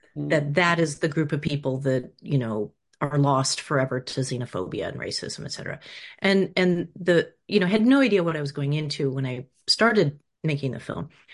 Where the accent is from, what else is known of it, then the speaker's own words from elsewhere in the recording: Rutland, Vermont, United States; moved away; also born or lived in Los Angeles, California, United States; We moved there from Los Angeles in the 70s when my idealistic parents thought we should get out of the um, de- you know, depraved city and moved to the countryside. And so we moved to this small town whose name always confounded us, Rutland